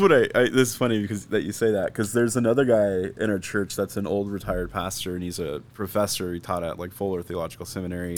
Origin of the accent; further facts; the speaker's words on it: Phoenix, Arizona, United States; also born or lived in Scottsdale; I grew up here in Phoenix